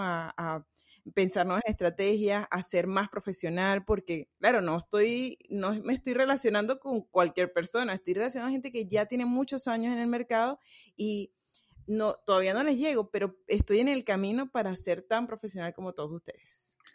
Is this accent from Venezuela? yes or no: yes; Venezuela; now in Riviera Maya, Mexico; yo soy venezolana